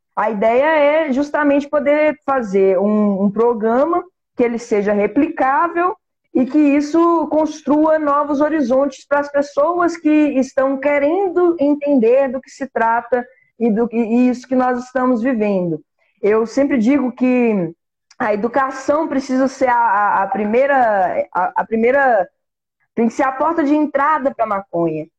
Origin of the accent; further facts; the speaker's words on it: Minas Gerais, Brazil; a gente é mineiro